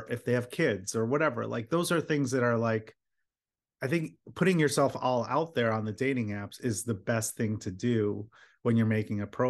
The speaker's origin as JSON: {"language": "English", "town": "Philadelphia", "region": "Pennsylvania", "country": "United States", "tie": "born or raised there", "said": "I was born in Philadelphia."}